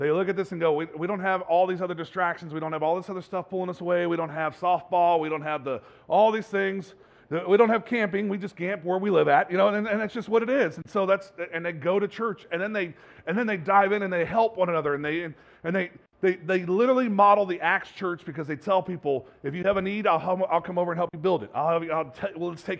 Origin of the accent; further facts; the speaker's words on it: Bay Area, California, United States; I grew up in the Bay Area.